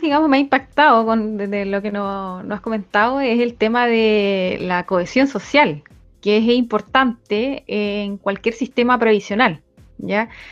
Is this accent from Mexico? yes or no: no; Chile; nosotros como, chilenos